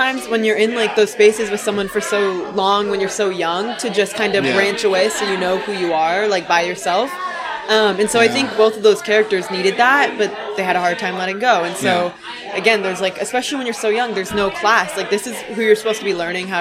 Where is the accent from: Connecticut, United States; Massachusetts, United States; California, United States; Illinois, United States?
Connecticut, United States; I'm from Connecticut, born and raised everywhere in Connecticut, pretty much except the tail